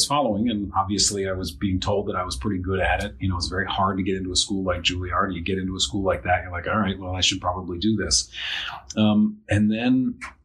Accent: New York City, New York, United States; now in Portland, United States; I grew up in New York City

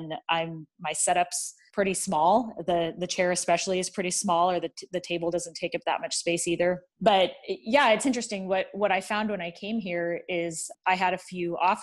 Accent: San Jose, California, United States; moved away as an adult; also born or lived in San Diego, California; now in Lincoln, United States; I grew up in San Jose, California

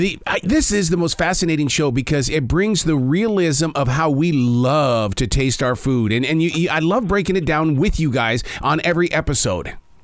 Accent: Montana, United States; now in Charlotte, United States; I'm originally from Montana.

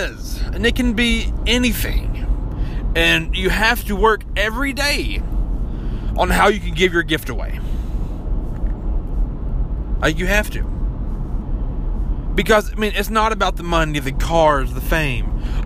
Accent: Kentucky, United States; accent: mountain; growing up in Kentucky, I already have that, you know, mountain fuck your sister kind of accent

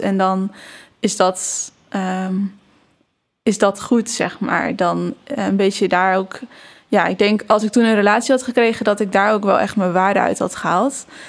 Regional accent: Barneveld, Gelderland, Netherlands; ik ben opgegroeid in Barneveld

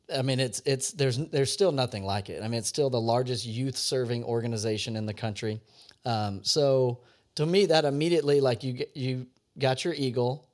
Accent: Louisiana, United States; I grew up in Louisiana

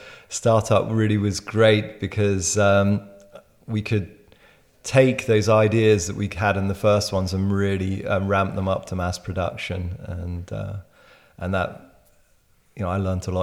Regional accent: Netherlands; also born or lived in France / United Kingdom / Berlin, Germany / Israel; now in Switzerland; So I was born in France, raised in Holland, educated in the UK and Berlin

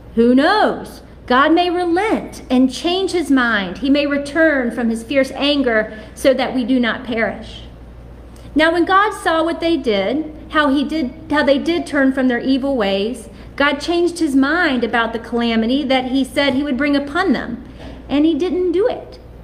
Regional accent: Salem, Virginia, United States; now in Charlotte, United States; which is in my hometown of Salem, Virginia

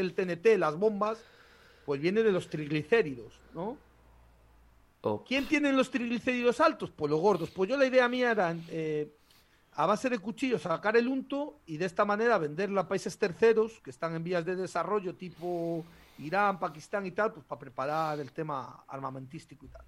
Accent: El Bierzo, Castile and León, Spain; nosotros nacemos chupando la costilla de un botillo. O sea, nos, a, un berciano digno le quitas la teta y le das un hueso de botillo

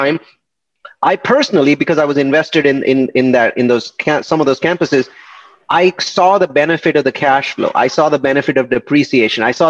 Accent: India; moved away as an adult; I'm from India and I came here in 1997

